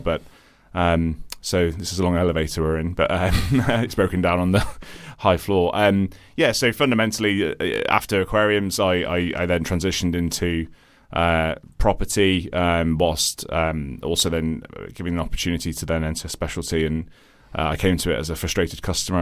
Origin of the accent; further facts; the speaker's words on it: Midlands, United Kingdom; accent: British sounding; moved away as an adult; also born or lived in Ireland; now in London, United Kingdom; I'm Irish originally, um, country to my accent. I moved here when I was quite young. Um, and, uh, to a sort of a scrappy part of, uh, the Midlands, uh, here in, here in the U K